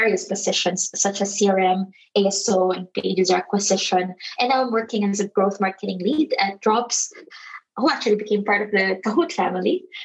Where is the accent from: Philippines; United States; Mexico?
Philippines; now in Barcelona, Spain; I'm from the Philippines and I'm based in Barcelona.